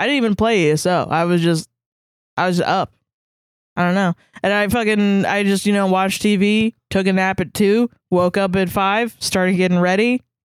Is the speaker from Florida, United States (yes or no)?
yes; Orlando, Florida, United States; growing up in Orlando